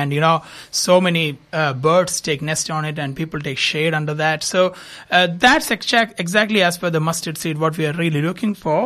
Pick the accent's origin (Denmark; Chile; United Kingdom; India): India; moved away as an adult; also born or lived in Dubai, United Arab Emirates; now in Adelaide, Australia; I'm basically from India, moved to Australia in 2016